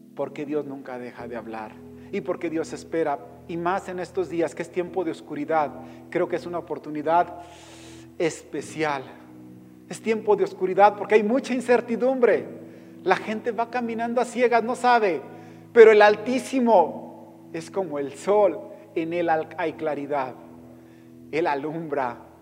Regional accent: Mexico; como mexicano

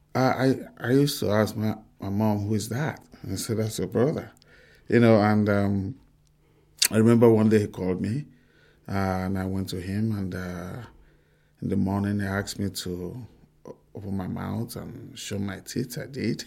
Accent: Bori, Rivers State, Nigeria; I grew up, uh, in a small town called Bori

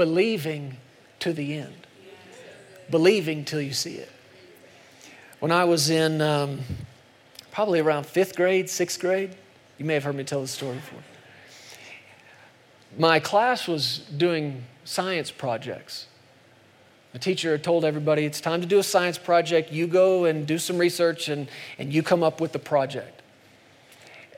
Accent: United States; I'm an American

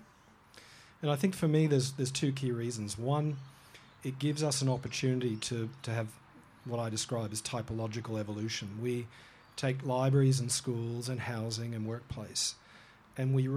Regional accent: Hong Kong; now in Australia; I was born in Hong Kong and grew up there

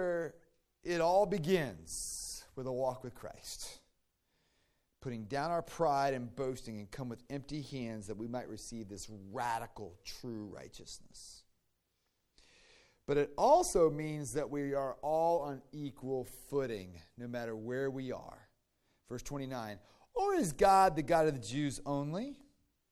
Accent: Virginia, United States; I grew up in Virginia

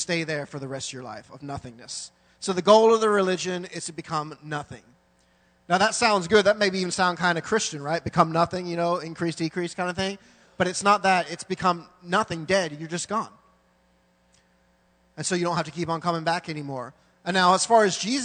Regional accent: England, United Kingdom; now in Thailand; I was born in England, so I'm British

